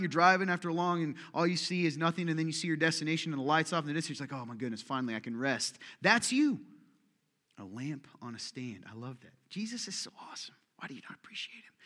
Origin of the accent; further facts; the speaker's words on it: United States; I was raised in America, U S, same as you, a small town, seventeen years of my life